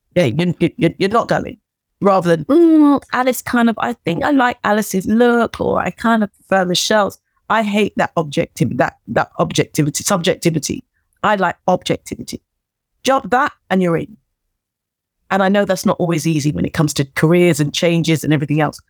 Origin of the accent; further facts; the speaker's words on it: Wembley, London, United Kingdom; I'm a girl from Wembley who came from a working class background